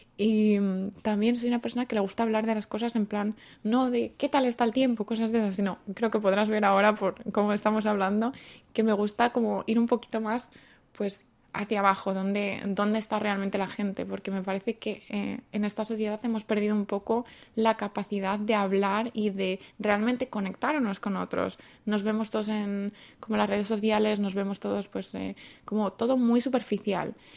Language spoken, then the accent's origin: Spanish; Madrid, Community of Madrid, Spain; moved away as an adult; now in South Korea; vengo de Madrid y llevo en Corea así más o menos cinco años